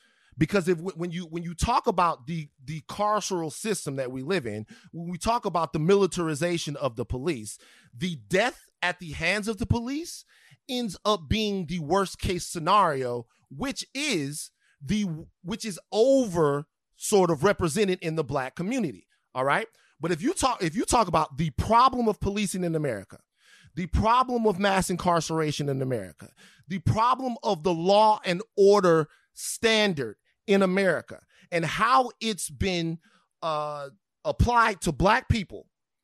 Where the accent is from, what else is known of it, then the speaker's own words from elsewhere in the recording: Baton Rouge, Louisiana, United States; I'm from Baton Rouge.